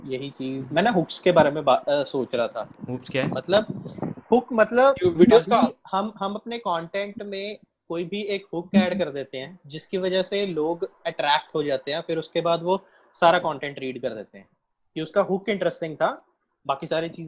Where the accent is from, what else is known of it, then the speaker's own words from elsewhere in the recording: Punjab, India; मैं पंजाब से हूँ